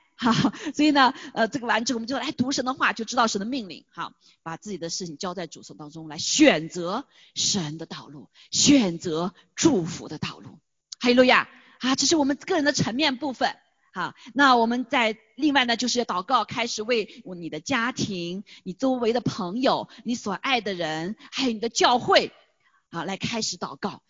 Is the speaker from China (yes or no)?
yes; China; moved away; 我们作为中国人比较专注，就知道中国的事情